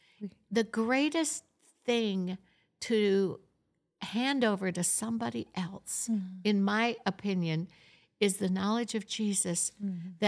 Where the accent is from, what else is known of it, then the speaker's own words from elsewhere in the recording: Florida, United States; also born or lived in Michigan; Yeah, I was brought up in Florida.